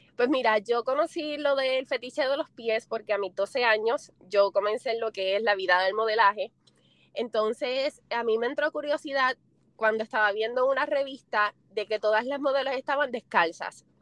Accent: Puerto Rico; soy puertorriqueña. No tengo el acento tan marcado como los de aquí, pero sí soy boricua.

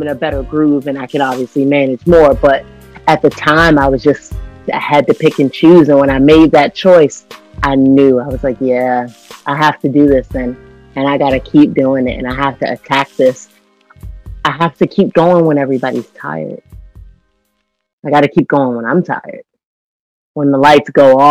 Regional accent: Washington, District of Columbia, United States; moved away as an adult; also born or lived in Orlando, Florida; in DC, you know, in my hometown

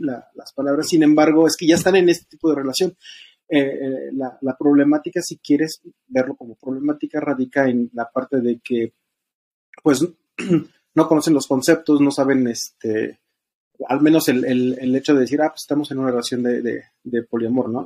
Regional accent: State of Mexico, Mexico; soy del Estado de México, tengo 36 años

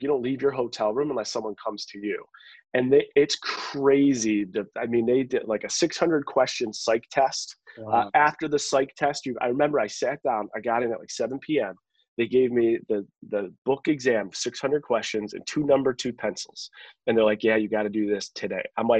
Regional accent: Williamsville, New York, United States; moved away as an adult; also born or lived in Rochester, New York / Seattle, Washington; now in Nashville, United States; I have a gay, happy, married brother, a Jewish mother, a Catholic father, all coming from Buffalo, New York. We grew up in Williamsville.

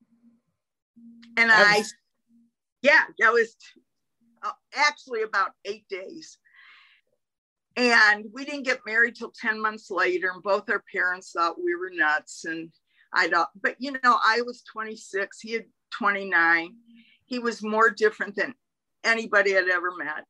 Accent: Albuquerque, New Mexico, United States; also born or lived in Detroit, Michigan; I was born in Detroit, Michigan, but I grew up in Albuquerque

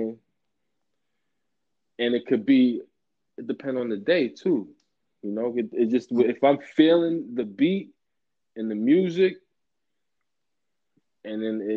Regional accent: Westchester, New York, United States; I'm from Westchester

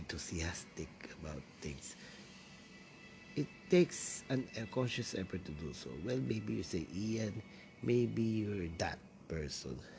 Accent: Quezon City, Metro Manila, Philippines; first language Tagalog; English is a second language; I'm from Manila, or Quezon City to be exact

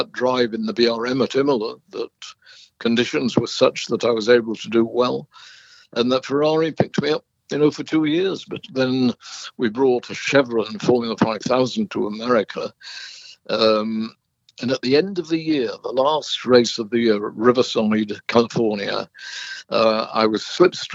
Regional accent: Burnley, North West England, United Kingdom; moved away; where I lived in Burnley

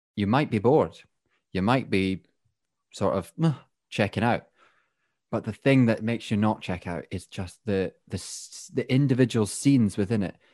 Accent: Scotland, United Kingdom; accent: Scottish; now in England; I'm the Scottish one now.

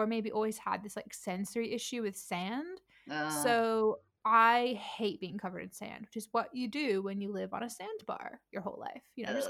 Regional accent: New Hampshire, United States; Okay, so I was born in New Hampshire in the mountains next to a forest. It was beautiful.

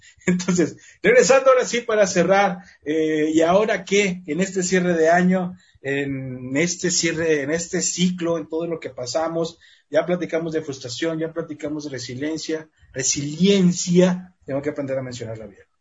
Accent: Mexico; Somos mexicanos.

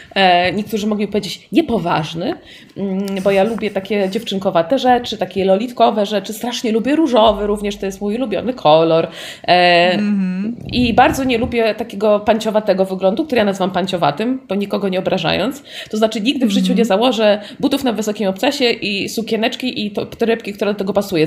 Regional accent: Warsaw, Masovian Voivodeship, Poland; ja po prostu dorastając na Bemowie, bo tam dorastałam

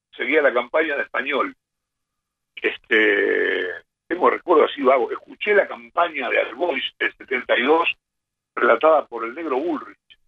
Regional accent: Quilmes, Buenos Aires Province, Argentina; Yo me vivía en Don partido de Quilmes

